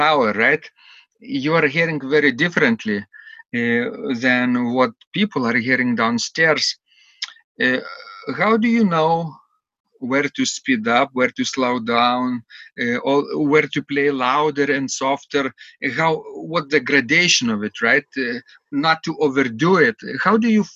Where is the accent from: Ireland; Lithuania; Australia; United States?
Lithuania; Klaipėda, Klaipėda County; in Klaipėda, in my hometown